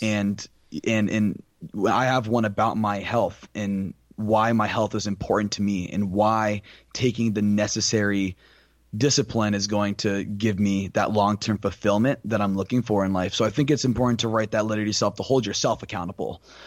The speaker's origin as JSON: {"language": "English", "town": "Tampa", "region": "Florida", "country": "United States", "moved": "as an adult", "lives_now": "Naples, United States", "said": "I am from Tampa, Florida originally, and right now I go to school out in Naples, Florida"}